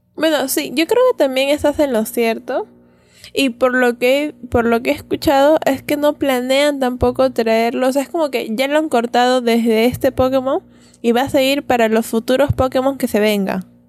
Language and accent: Spanish; Peru; como buenos peruanos que no hablamos bien el inglés